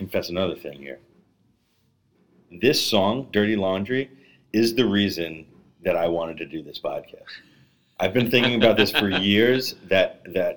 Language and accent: English; New York City, New York, United States; I'm from Brooklyn